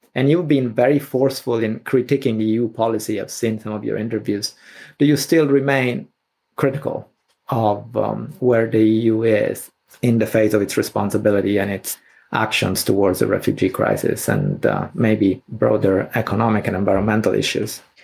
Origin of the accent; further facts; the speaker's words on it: Sicily, Italy; moved away; I was a teenager and I grew up in Sicily